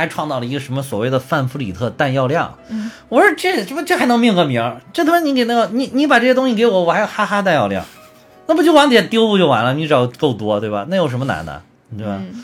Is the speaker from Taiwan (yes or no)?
no; China; 我们中国人民是个爱好和平的民族